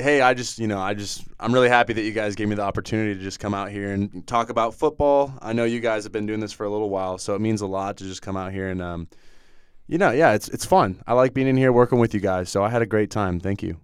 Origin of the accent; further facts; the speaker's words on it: Northern California, United States; I'm from Northern California.